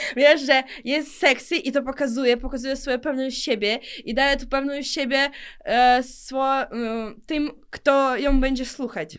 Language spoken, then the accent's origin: Polish; Ukraine; accent: Ukrainian; Polish is a second language; moved away as an adult; now in Poland; Ja urodziłam się w Ukrainie